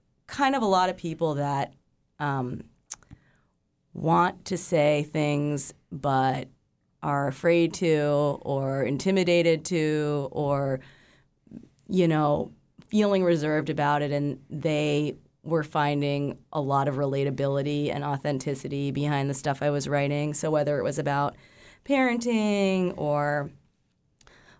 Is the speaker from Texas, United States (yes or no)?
no; New York City, New York, United States; now in Alaska, United States; I grew up in New York City, and a few of my friends from back home